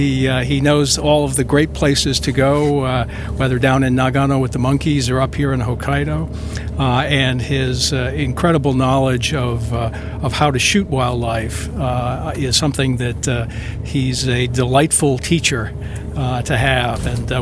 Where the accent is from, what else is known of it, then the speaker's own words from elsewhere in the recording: United States; now in Tokyo, Japan; I'm an American living in Tokyo.